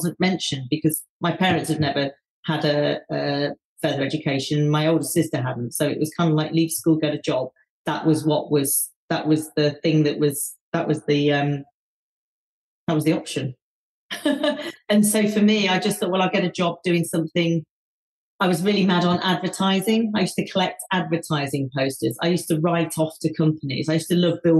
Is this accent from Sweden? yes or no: no; Leicester, East Midlands, United Kingdom; growing up in Leicester